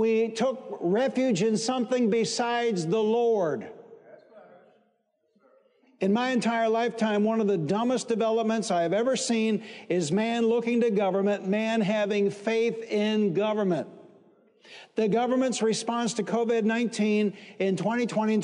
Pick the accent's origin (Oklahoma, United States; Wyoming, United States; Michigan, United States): Michigan, United States; Detroit; I'm from Detroit